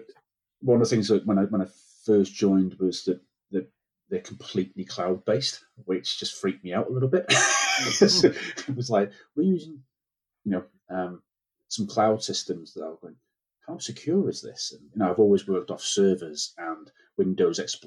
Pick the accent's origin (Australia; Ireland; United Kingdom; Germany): United Kingdom; North Wales; moved away; I'm from North Wales originally